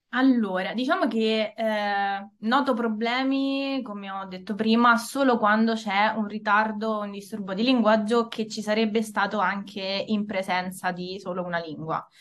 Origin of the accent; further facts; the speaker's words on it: Italy; accent: Italian; sono nata e cresciuta in Italia da genitori italiani